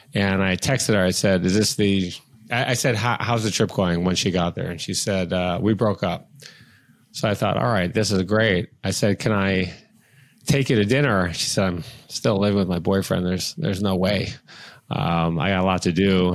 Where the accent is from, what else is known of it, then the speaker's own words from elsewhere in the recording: Detroit, Michigan, United States; I'm from Detroit